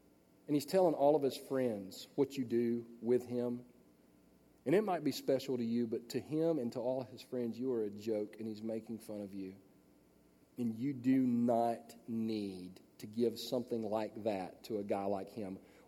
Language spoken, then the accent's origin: English; Los Angeles, California, United States; born there; and I was born in Los Angeles, but I don't know how to get to anywhere in Los Angeles.